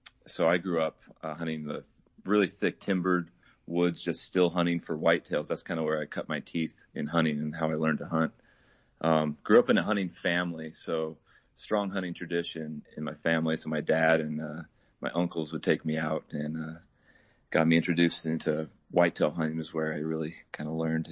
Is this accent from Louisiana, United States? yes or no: no; Idaho, United States; So, I was born and raised up here in Idaho and currently living in Twin Falls.